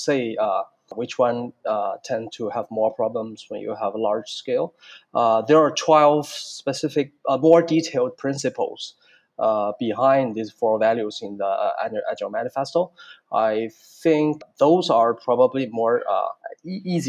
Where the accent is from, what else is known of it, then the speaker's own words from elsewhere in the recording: China; now in Singapore; I'm originally from China and I'm now working in Singapore.